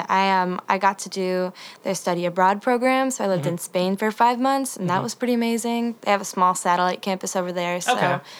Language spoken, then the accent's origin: English; Northern Michigan, United States; moved away as an adult; also born or lived in Boston; now in Nashville, United States; So I am from Northern Michigan okay. in a very small town, but I've been going to school in Boston for the past 2 years.